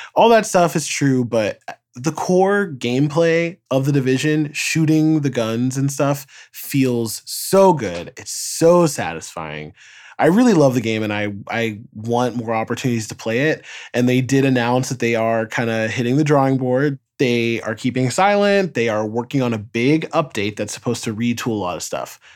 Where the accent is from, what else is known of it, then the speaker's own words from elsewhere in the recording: New York, United States; as a New Yorker